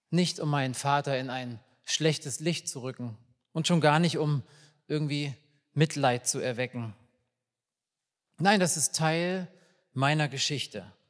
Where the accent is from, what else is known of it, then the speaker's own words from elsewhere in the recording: Riesa, Saxony, Germany; born there; Ich bin 1981 in Riesa in Sachsen geboren und diese Sätze sind 1987, 88 gefallen, zu einem Zeitpunkt, wo man nicht einfach so in den Westen ausreisen konnte aus der DDR.